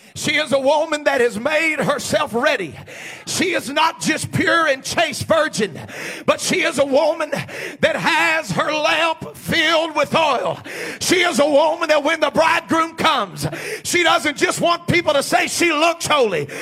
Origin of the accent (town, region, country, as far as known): United States